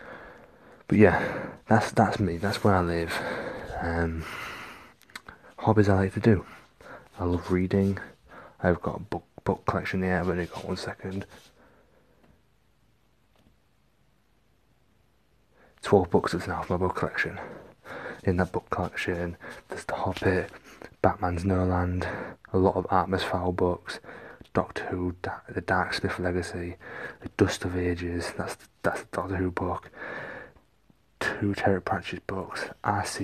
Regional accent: Hull, Yorkshire and the Humber, United Kingdom; moved away as an adult; now in Windsor, United Kingdom; I'm originally from Hull

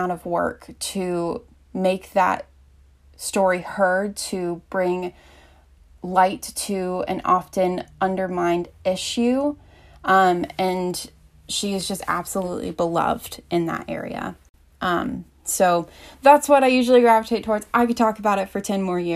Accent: Asheville, North Carolina, United States; I'm from Asheville, North Carolina, so I'm kind of from a good area within Southern Appalachia

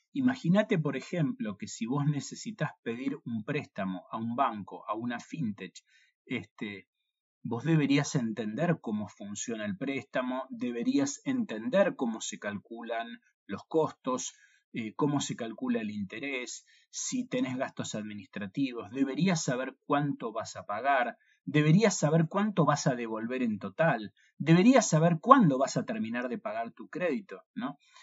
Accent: Argentina

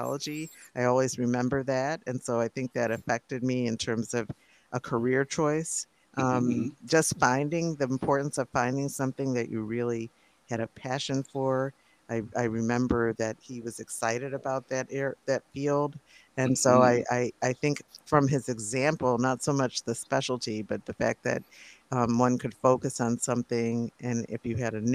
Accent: Rochester, New York, United States; now in Boston, United States; where I grew up in Rochester, New York, and it snowed there a lot

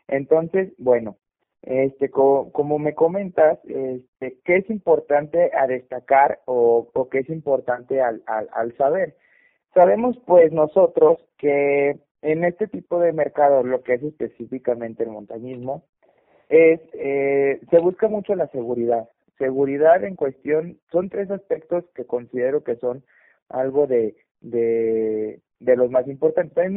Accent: Mexico; Es mexicana, eh, somos mexicanos

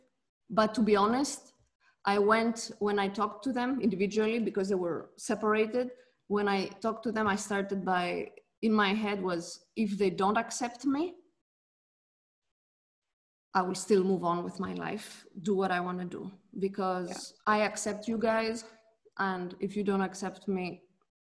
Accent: Athens, Attica, Greece; now in Switzerland; I grew up in Greece, in Athens

